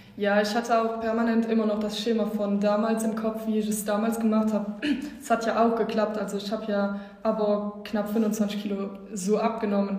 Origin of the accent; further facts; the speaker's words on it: Wallonia, Belgium; Ich komme aus Ostbelgien